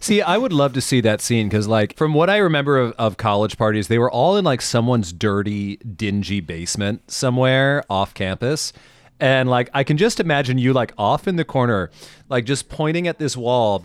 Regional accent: Mid-Atlantic, United States; I grew up in the Mid-Atlantic. Um, I grew up, like, ten minutes from, um, Washington's headquarters

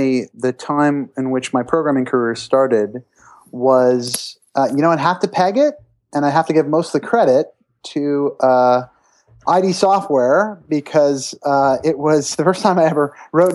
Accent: Brampton, Ontario, Canada; I'm Canadian, and there's a great high school in Brampton, which is a suburb of Toronto, Ontario

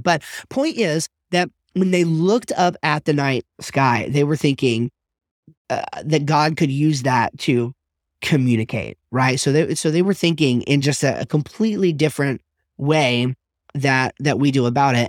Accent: United States; I'm an American, modern, Western person

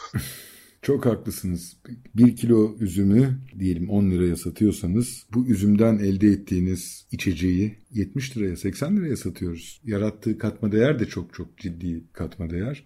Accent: Bozcaada, Çanakkale, Turkey; bir Bozcaadalı olarak

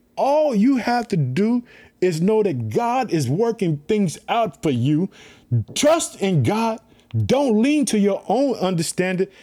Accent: Illinois, United States; also born or lived in Chicago; my home state, Illinois, I live in the city of Chicago

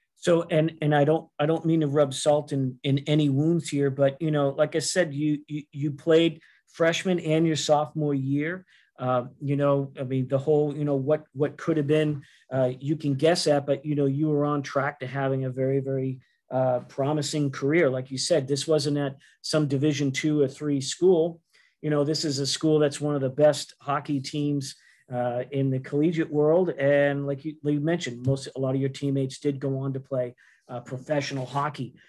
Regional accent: Boston, Massachusetts, United States; accent: Boston; my Boston accent

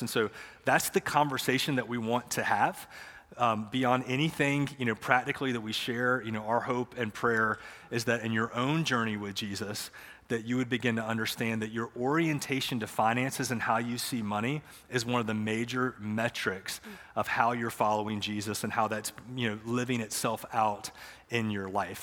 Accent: Matthews, North Carolina, United States; I grew up here in Matthews

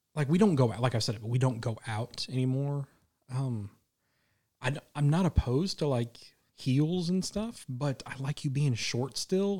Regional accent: Midwest, United States; I'm from the Midwest. I lived in Tornado Alley my whole life

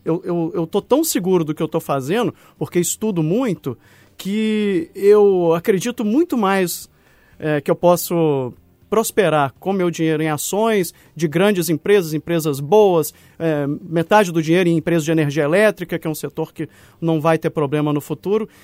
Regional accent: Minas Gerais, Brazil; como bom mineiro

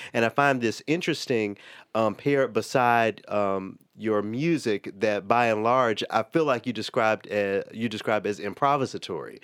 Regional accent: Memphis, Tennessee, United States; now in Twin Cities, United States; my hometown of Memphis

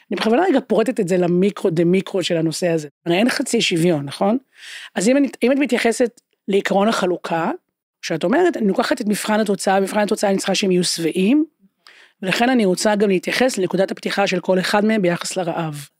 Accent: Haifa, Haifa District, Israel; אני גדלתי בשכונה שהיו בה באמת כמה מעמדות

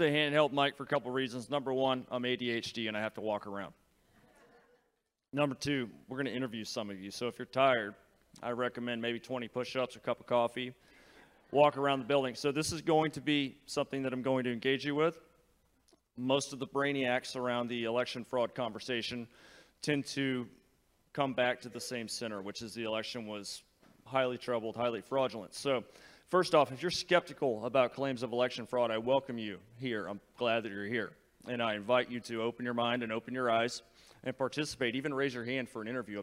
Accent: Texas, United States; I am a salesman from Texas.

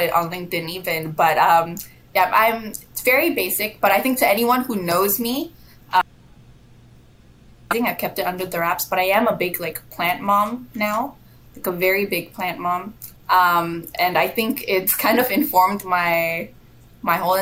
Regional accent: Malaysia; moved away as an adult; I'm from Malaysia originally. I moved here for school, and now, I've sort of uprooted my life and I'm here for the long haul.

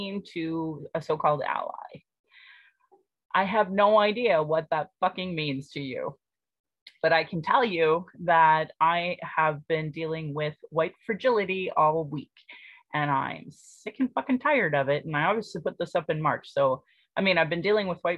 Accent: Calgary, Alberta, Canada; I was born in Calgary, or in Blackfoot, Mokinstis

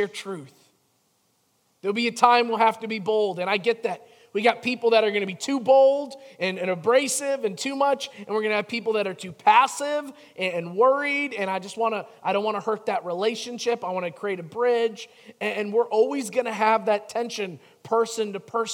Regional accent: Chicago, Illinois, United States; growing up in Chicago

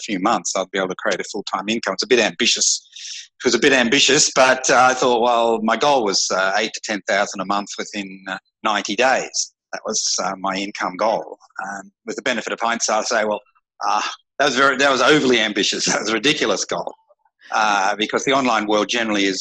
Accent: Australia; moved away as an adult; now in Phnom Penh, Cambodia; I'm an Australian

